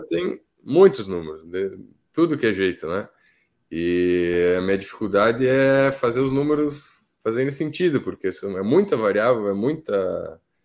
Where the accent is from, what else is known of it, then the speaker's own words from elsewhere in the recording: Flores da Cunha, Rio Grande do Sul, Brazil; also born or lived in Alegrete; eu sou de Flores da Cunha.